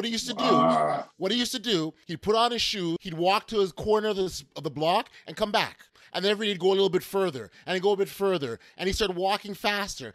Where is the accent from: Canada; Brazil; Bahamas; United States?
Canada; Toronto, Ontario; I grew up in Regent Park, moved to the West End.